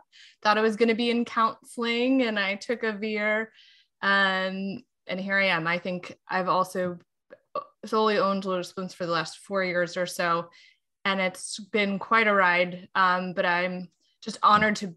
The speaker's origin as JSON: {"language": "English", "region": "Southern California", "country": "United States", "tie": "born or raised there", "also_born_or_lived": "DC area", "moved": "as an adult", "lives_now": "Virginia, United States", "said": "growing up in Southern California"}